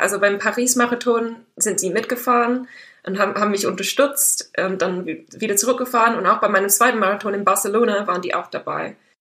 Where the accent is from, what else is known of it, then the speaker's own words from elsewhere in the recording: Dartmoor, South West England, United Kingdom; German is a second language; moved away as an adult; now in Germany; Ich bin auf dem Land aufgewachsen, auf einem Bauernhof